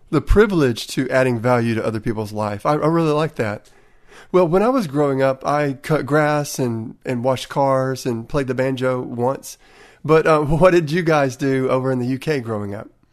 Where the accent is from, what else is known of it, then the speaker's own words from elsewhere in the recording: Tennessee, United States; accent: Tennessee; my Tennessee accent